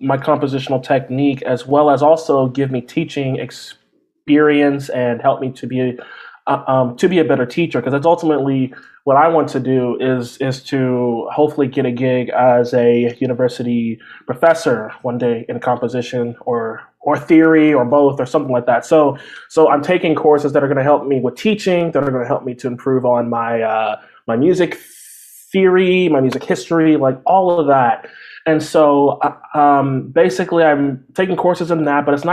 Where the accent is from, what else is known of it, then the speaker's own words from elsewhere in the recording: Texas, United States; I grew up like in Texas